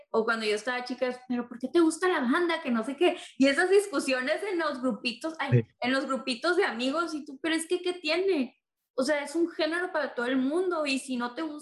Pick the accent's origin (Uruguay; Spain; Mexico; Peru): Mexico; yo soy de México